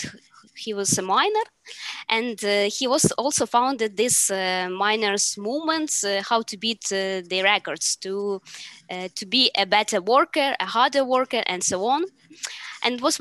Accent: Ukraine; I am product manager from Ukraine

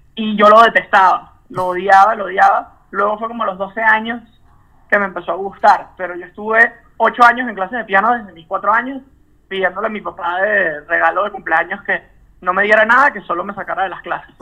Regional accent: Caracas, Capital District, Venezuela; moved away; los caraqueños, porque yo nací en Caracas

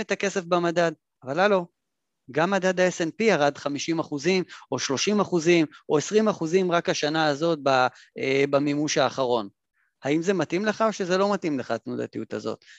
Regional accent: Israel; אנחנו אגב, במיוחד כישראלים

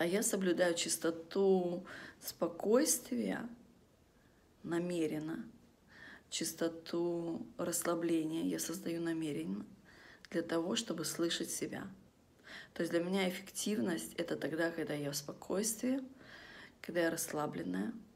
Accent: Vladivostok, Primorsky Krai, Russia; moved away; мы из Владивостока, это один из таких городов, где после того, как стемнело на улицу выходить, вообще не стоит.

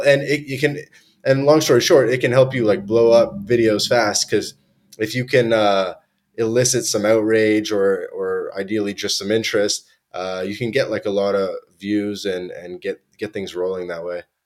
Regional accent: Toronto, Ontario, Canada; moved away; I grew up in Toronto, Canada.

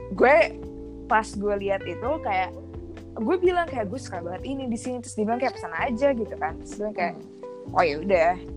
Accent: Indonesia; moved away as an adult; now in France; gue balik ke Indonesia

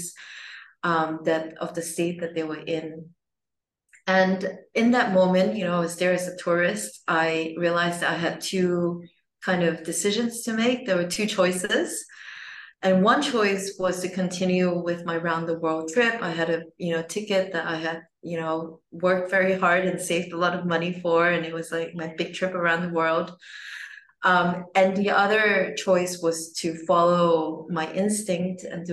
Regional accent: Singapore; I was born in Singapore

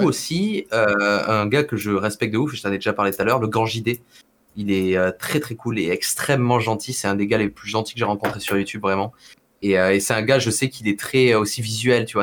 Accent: Perpignan, Occitania, France; also born or lived in Montpellier; je suis de Perpignan, tu vois, tout le monde joue au rugby, au foot, tu vois, genre voilà, très sportif comme région

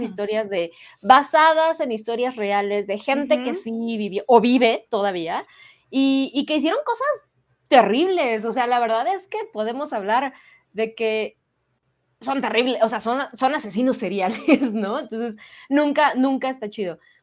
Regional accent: Mexico; como sociedad mexicana

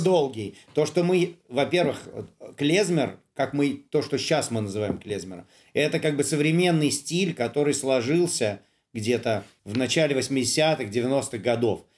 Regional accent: Saint Petersburg, Russia; я-то сам коренной петербуржец

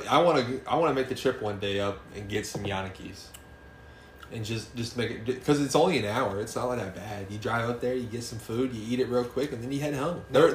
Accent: central Illinois, United States; I say I'm from central Illinois.

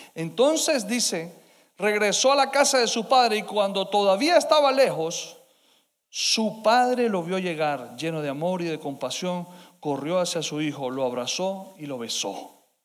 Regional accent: Colombia; como hispanos, como colombianos

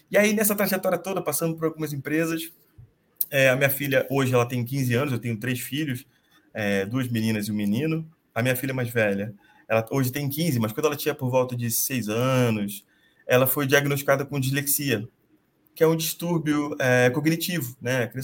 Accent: Rio de Janeiro, Brazil; now in São Paulo, Brazil; eu sou carioca, moro em São Paulo faz quase 10 anos.

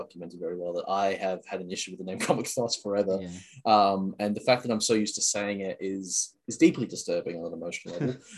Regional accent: Australia; I'm Australian.

